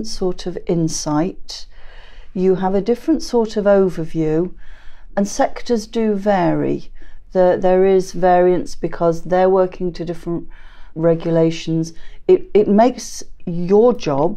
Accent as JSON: {"language": "English", "region": "England", "country": "United Kingdom", "moved": "as an adult", "lives_now": "Scotland, United Kingdom", "said": "I've never, not to my face anyway, ever had an issue with being English"}